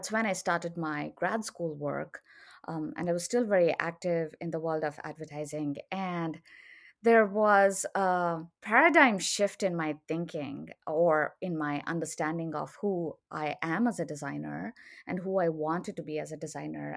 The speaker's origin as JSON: {"language": "English", "country": "India", "moved": "as an adult", "lives_now": "Austin, United States", "said": "I'm originally from India"}